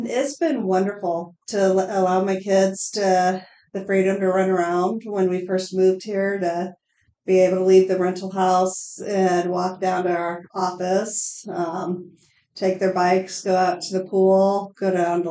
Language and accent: English; Crete, Nebraska, United States; moved away as an adult; also born or lived in Lincoln, Nebraska / Norfolk, Nebraska; now in York, United States; I grew up in Crete, and after high school, went on to Lincoln